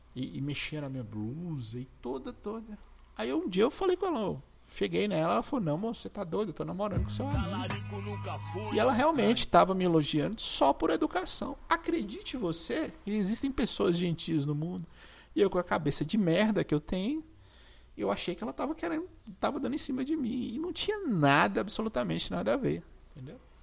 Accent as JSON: {"language": "Portuguese", "town": "Monte Azul", "region": "Minas Gerais", "country": "Brazil", "said": "Monte Azul é a cidade que eu sou, norte de Minas"}